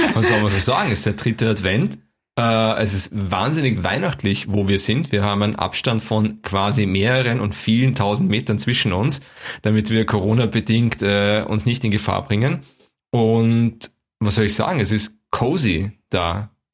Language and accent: German; Vienna, Austria; ich bin Wiener